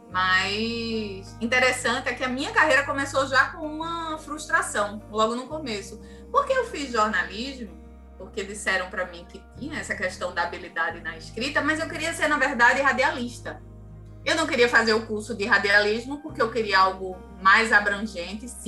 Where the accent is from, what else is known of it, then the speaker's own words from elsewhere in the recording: Ceará, Brazil; accent: Cariri; eu sou cearense e trago um sotaque carregado ainda do Cariri, sabe, cearense? E hoje melhorou muito, mas naquela época é, era complicado.